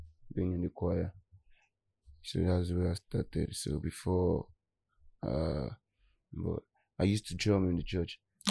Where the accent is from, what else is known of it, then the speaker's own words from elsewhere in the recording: Ikorodu, Lagos, Nigeria; That's where I grew up down in Ikorodu